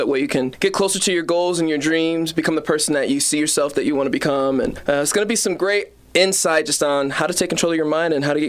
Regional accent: Colorado, United States; I was born and raised in Colorado

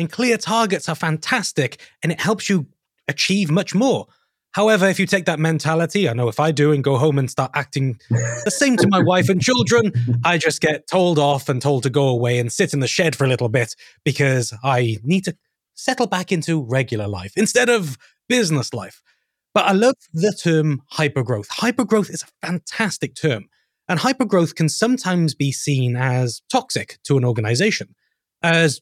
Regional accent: United Kingdom; myself and Mark, we're both British of some form.

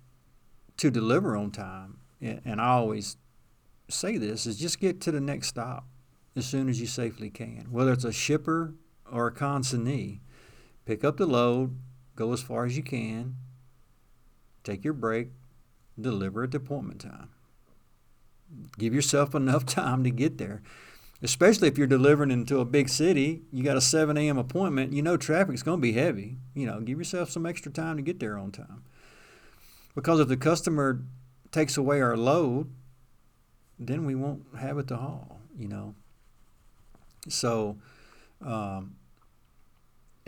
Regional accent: Danville, Virginia, United States; I'm from Danville, Virginia

